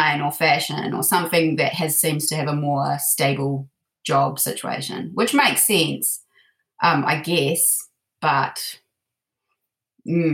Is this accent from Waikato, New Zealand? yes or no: yes; Te Awamutu, Waikato, New Zealand; I grew up in a small town in the Waikato. So Te Awamutu